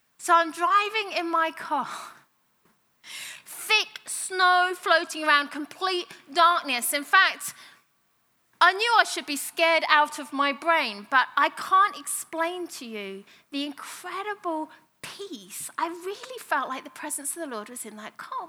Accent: United Kingdom; moved away; I'm a Brit

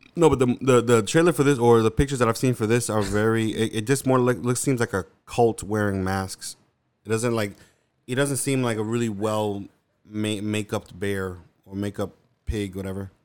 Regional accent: New York, United States; I'm from New York

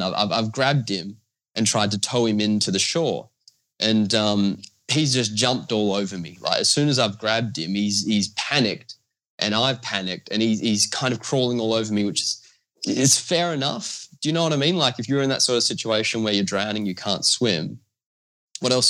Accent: Australia; I'm from Australia.

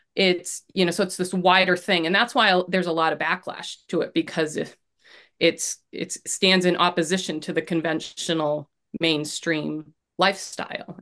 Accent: Maine, United States; I grew up in Maine

